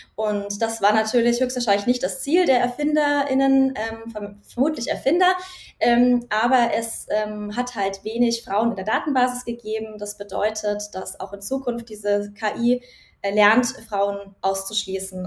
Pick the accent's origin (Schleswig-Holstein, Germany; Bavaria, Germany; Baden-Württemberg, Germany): Bavaria, Germany; Nuremberg Metropolitan Region; Ich komme aus der Metropolregion Nürnberg. Äh, da bin ich aufgewachsen und da lebe ich auch noch